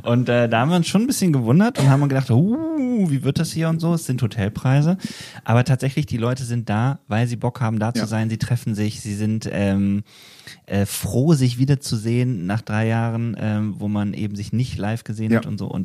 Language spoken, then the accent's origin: German; Wetzlar, Hesse, Germany; fragt man sich, ah, wo kommst du denn her? Ja, ich bin aus Wetzlar.